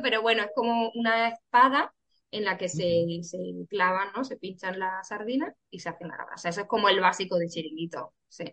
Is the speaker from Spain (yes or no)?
yes; Cáceres, Extremadura, Spain; now in Cádiz, Spain; yo soy de Extremadura, de Cáceres